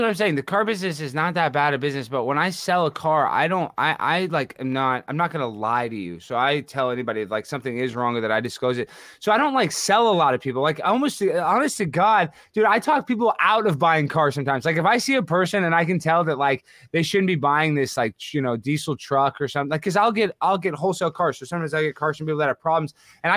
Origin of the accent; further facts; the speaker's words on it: Dallas, Texas, United States; I'm white trash from Dallas